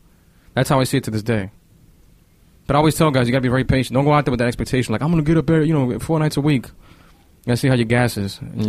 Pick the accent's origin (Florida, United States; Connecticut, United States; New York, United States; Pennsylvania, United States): New York, United States; born there; but I was born in New York, and I did it for 8 years here.